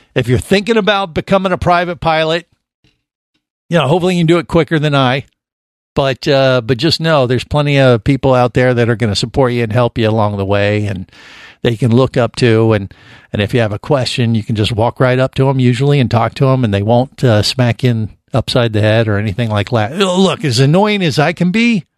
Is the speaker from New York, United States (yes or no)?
no; Cincinnati, Ohio, United States; I definitely watched every episode when I was growing up in Cincinnati